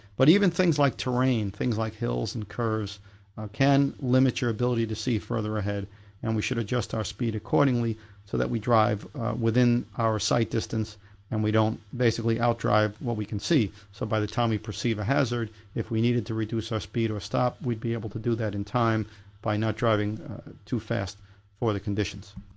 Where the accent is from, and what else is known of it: New York, United States; born or raised there